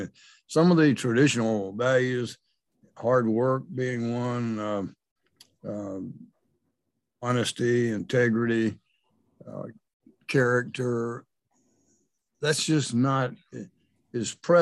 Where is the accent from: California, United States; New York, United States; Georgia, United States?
Georgia, United States; now in Missouri, United States; I'm from Georgia, from a small town in Georgia